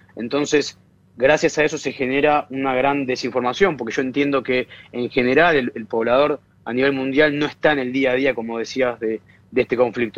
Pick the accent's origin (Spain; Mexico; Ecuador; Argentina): Argentina; Buenos Aires; Yo vivo en Buenos Aires, nací en Buenos Aires, eh, argentino